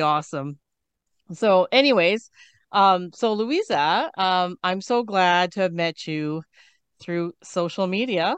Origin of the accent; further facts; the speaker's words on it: Canada; I'm from Canada.